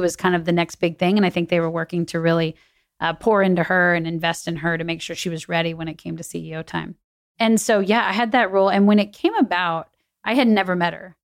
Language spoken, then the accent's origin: English; New Braunfels, Texas, United States; also born or lived in Chicago; now in Austin, United States; grew up in New Braunfels, which is about an hour away